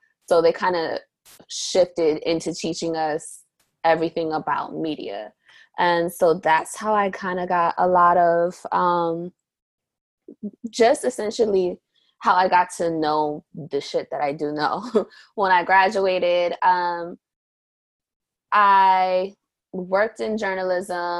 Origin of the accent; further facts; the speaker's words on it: New York City, New York, United States; I'm from Harlem, New York.